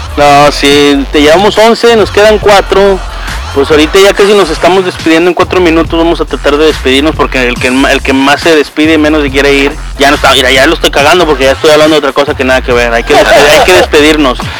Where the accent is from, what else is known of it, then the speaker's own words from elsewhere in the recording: Mexico; moved away; yo crecí allá en México